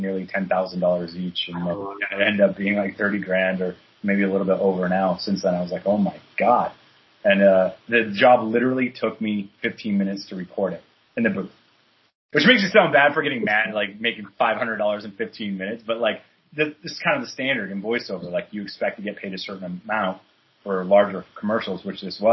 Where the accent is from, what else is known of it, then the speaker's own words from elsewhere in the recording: Canada; moved away as an adult; also born or lived in British Columbia; now in New York, United States; So I'm Canadian. I got that back in Canada